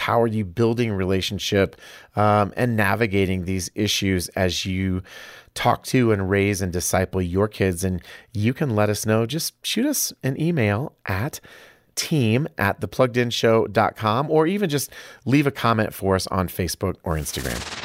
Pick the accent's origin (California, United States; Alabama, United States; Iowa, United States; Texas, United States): Iowa, United States; moved away; I'm from Iowa